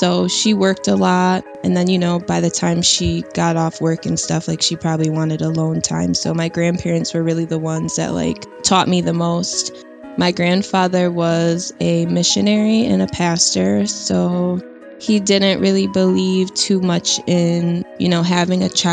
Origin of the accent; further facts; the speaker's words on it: Syracuse, New York, United States; I'm from Syracuse, New York.